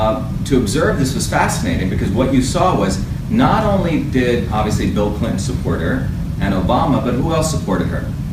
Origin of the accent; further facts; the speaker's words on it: India; now in United States; You see, I came from India in a caste system. You won't find a lot of Indians like me in America.